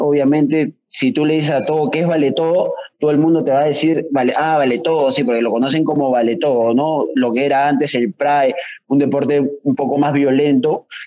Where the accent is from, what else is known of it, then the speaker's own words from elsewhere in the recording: Peru; que usamos acá en Perú